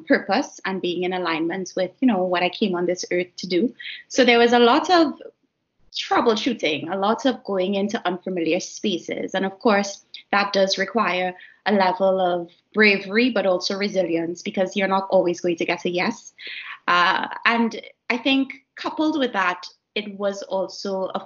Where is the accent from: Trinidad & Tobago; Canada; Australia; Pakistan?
Trinidad & Tobago; moved away as an adult; also born or lived in Edinburgh, United Kingdom; my home country of Trinidad and Tobago